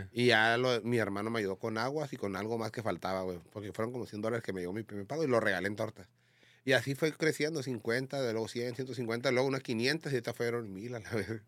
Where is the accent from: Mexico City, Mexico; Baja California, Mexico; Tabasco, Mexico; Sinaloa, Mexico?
Baja California, Mexico; Tijuana; yo no soy chilango, yo soy de Tijuana